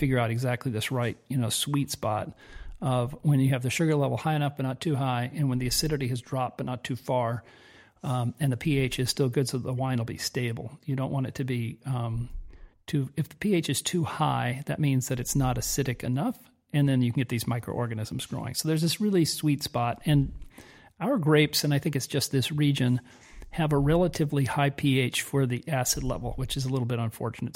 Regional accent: Southern California, United States; moved away as an adult; now in Italy; We grew up in Southern California

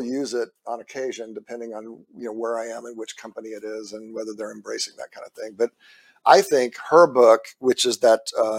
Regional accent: Houston, Texas, United States; moved away as an adult; also born or lived in California; We're like, yeah, we're going back to Texas. I'm from Houston originally.

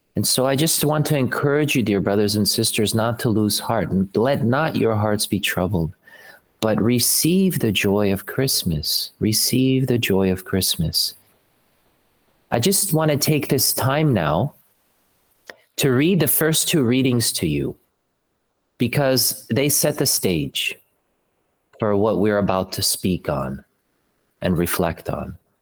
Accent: Slovakia; moved away; I'm from Slovakia originally

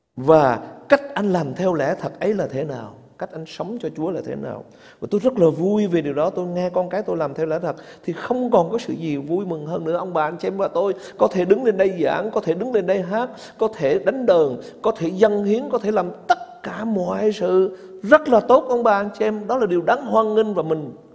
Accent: Vietnam

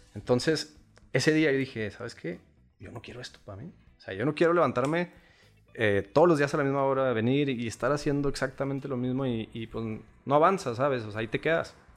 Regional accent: Chihuahua, Mexico; Yo nací aquí en, Chihuahua, Chihuahua, Chihuahua

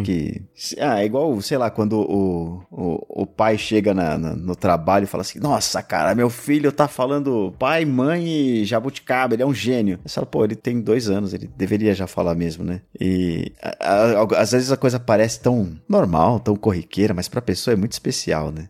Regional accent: São Paulo, Brazil; accent: paulistano

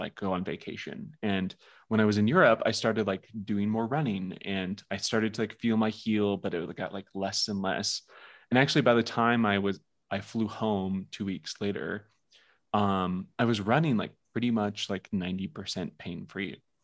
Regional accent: Seattle, Washington, United States; I grew up in the Seattle area

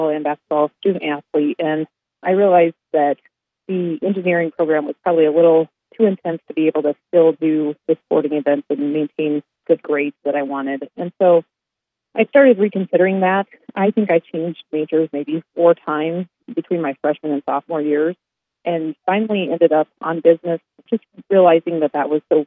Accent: Gordon, Nebraska, United States; moved away as an adult; also born or lived in Sioux Falls; I grew up in a small town called Gordon, Nebraska, way out west where nobody even thinks about Nebraska being.

